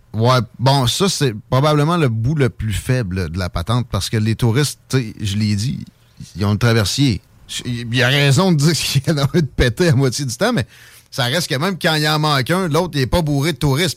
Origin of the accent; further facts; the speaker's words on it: Chaudière, Quebec, Canada; je suis de la Chaudière, tu, tu sais de quoi je parle avec Saint-Nic. Euh, moi je suis un, gars originaire de là